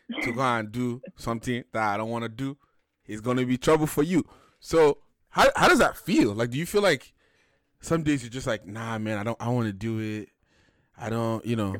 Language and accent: English; Ikenne, Ogun State, Nigeria; Ikene, my hometown